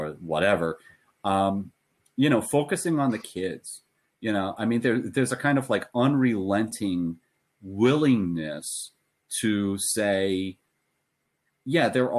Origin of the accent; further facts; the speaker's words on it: United States; as an American